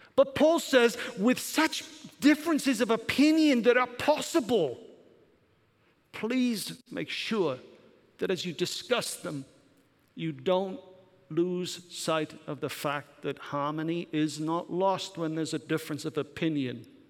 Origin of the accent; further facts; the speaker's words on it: Welsh, Wales, United Kingdom; also born or lived in Germany; now in United States; I'm not English, I'm Welsh.